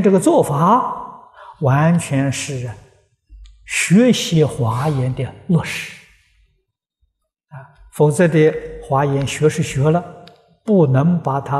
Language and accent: Chinese; China; 啊，它的内涵呢是神圣的教育，啊，就是我们中国人讲啊，古圣先贤的教育